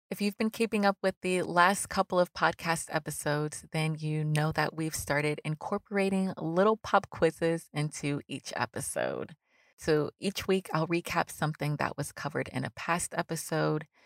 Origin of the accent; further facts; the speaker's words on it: United States; I'm Black American, so you know, like all my grandparents and stuff were born here for the most part.